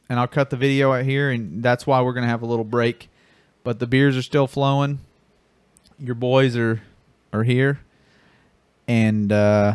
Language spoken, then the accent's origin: English; North Carolina, United States; born there; also born or lived in Florida; Like, I was born in North Carolina.